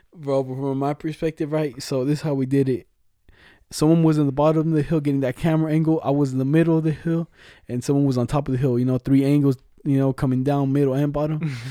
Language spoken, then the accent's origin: English; Mexico; accent: Mexican Spanish; moved away; I was born in Mexico.